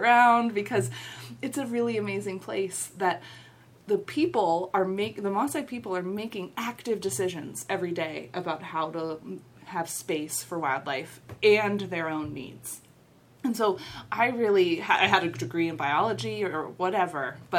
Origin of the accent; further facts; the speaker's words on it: Cincinnati, Ohio, United States; also born or lived in Kenya; I grew up here in Cincinnati